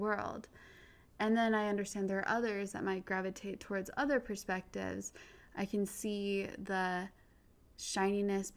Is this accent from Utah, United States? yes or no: yes; Utah, United States; I grew up in Utah, predominantly white